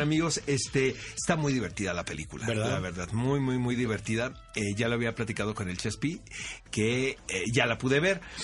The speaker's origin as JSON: {"language": "Spanish", "country": "Mexico", "said": "somos los mexicanos"}